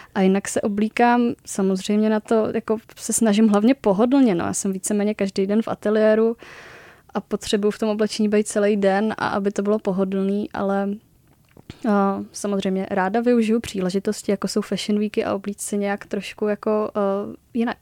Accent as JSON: {"language": "Czech", "region": "Moravia", "country": "Czechia", "also_born_or_lived": "Uherské Hradiště", "moved": "as an adult", "lives_now": "Prague, Czech Republic", "said": "studovala jsem v Uherském hradišti, pocházím teda z Moravy"}